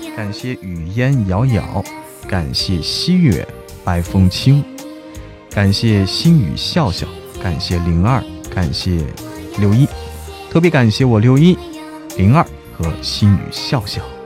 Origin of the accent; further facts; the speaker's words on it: Hebei, China; now in Chengdu, China; 我是在成都的河北人